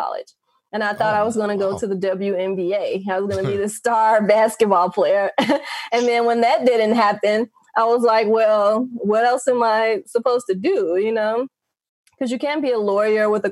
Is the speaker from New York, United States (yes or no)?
no; Gary, Indiana, United States; moved away as an adult; now in Las Vegas, United States; I grew up in Gary, Indiana.